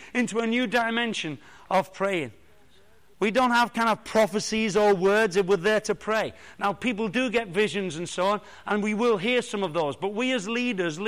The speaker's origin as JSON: {"language": "English", "town": "Liverpool", "region": "North West England", "country": "United Kingdom", "tie": "born or raised there", "moved": "yes", "lives_now": "Bracknell, United Kingdom", "said": "I was born in Liverpool"}